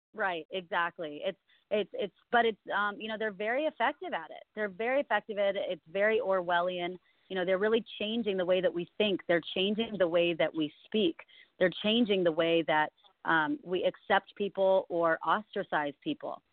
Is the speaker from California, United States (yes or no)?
yes; California, United States; born and raised in California my whole life